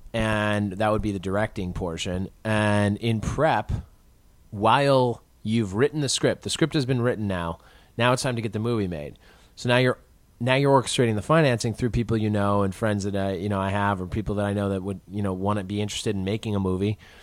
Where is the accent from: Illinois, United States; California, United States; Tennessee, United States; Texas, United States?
Illinois, United States; Chicago; as a Chicagoan